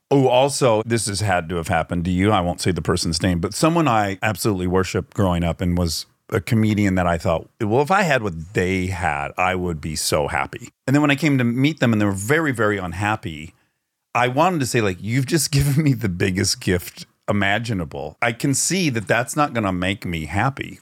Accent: Detroit, Michigan, United States; moved away as an adult; now in Los Angeles, United States; I grew up in Detroit.

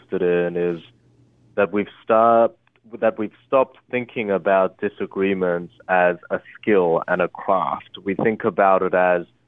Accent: Australia; born or raised there; English is a second language; also born or lived in Korea / Harvard (United States)

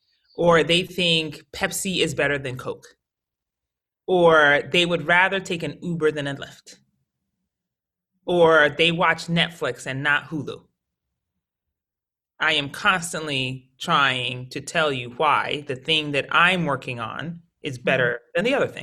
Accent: Colorado Springs, Colorado, United States; also born or lived in Connecticut; and I was born in Connecticut, but we made like what I would call like our final move as a family to Colorado Springs when I was 12.

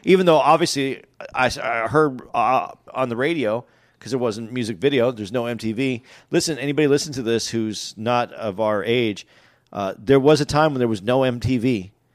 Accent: West Coast, United States; I grew up on the West

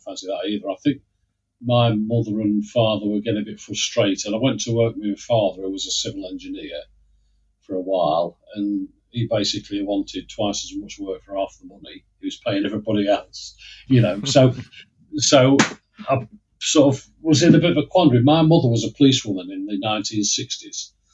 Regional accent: Lincoln, East Midlands, United Kingdom; I grew up in Lincoln. I'm a Lincolnshire yellow belly, as they say

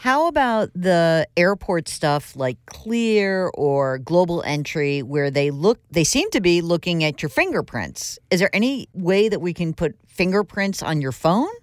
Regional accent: Westchester, New York, United States; I grew up in Westchester as well

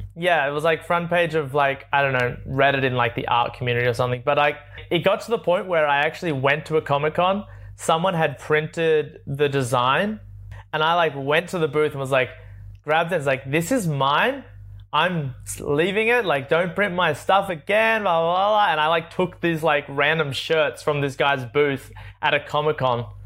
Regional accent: Sydney, New South Wales, Australia; moved away as an adult; I grew up in Sydney, born in Sydney, Australia

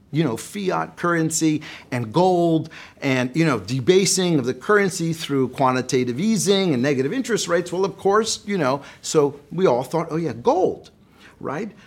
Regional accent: United States; I'm an American.

